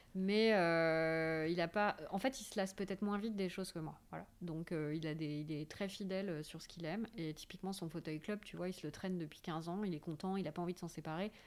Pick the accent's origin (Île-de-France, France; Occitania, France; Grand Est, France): Île-de-France, France; Paris; je suis parisienne et euh, c'est une ville qui m'apporte beaucoup